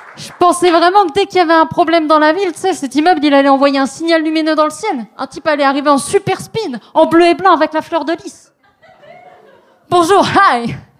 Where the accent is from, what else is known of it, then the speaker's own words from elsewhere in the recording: France; now in Montreal, Canada; je suis une maudite française. J'ai pas encore attrapé le québécois.